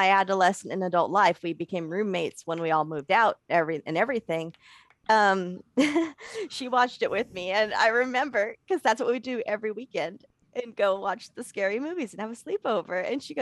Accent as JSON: {"language": "English", "region": "California", "country": "United States", "said": "I'm from California"}